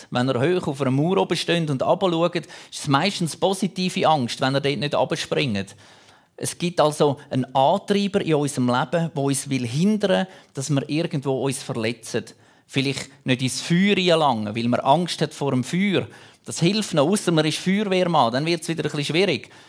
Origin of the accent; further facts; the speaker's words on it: Zurich, Switzerland; früher, wir hatten so einen Turm, dort, wo ich aufgewachsen bin, im Zürich-Unterland. Dort hat es den Irchelturm gegeben.